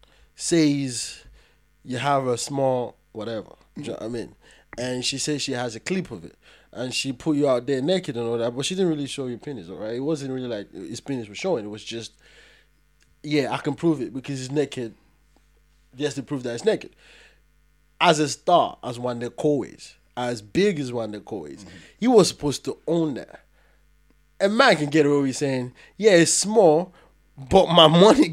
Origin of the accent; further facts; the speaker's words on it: Nigeria; I'm Nigerian myself